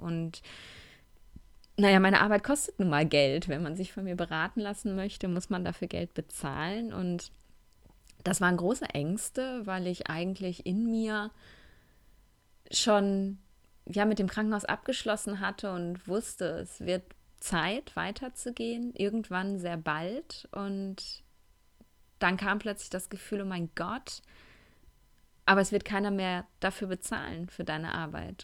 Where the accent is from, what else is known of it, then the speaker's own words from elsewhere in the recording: Essen, North Rhine-Westphalia, Germany; moved away as an adult; now in Cologne, Germany; zurück in meine Heimatstadt, zurück nach Essen